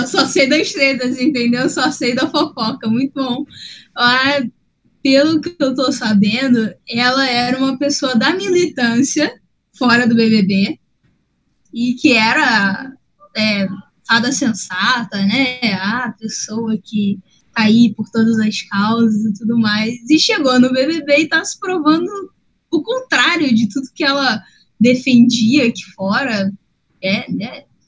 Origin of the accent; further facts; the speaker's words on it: Rio de Janeiro, Brazil; como cariocas